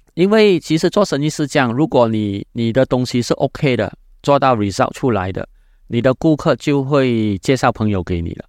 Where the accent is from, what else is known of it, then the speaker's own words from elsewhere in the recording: Malaysia; Chinese is a second language; 我是，呃，从马来西亚来的